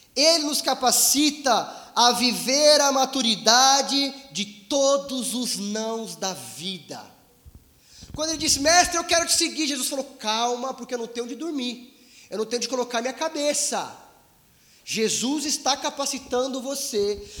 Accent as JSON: {"language": "Portuguese", "country": "Brazil", "said": "somos brasileiros, somos humildes, vivemos em um país em crise"}